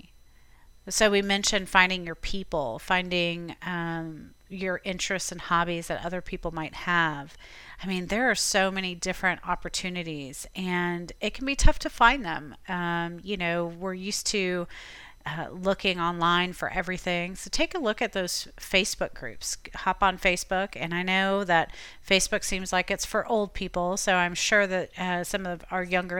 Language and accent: English; Tampa, Florida, United States; moved away as an adult; now in Abingdon, United States; I am from Tampa